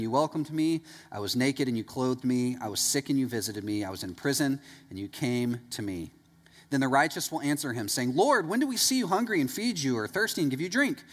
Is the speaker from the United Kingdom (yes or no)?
no; East Texas, United States; I'm from East Texas